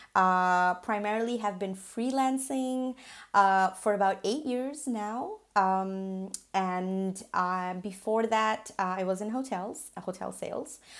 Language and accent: English; Singapore; moved away; I was born and raised in Singapore to migrant parents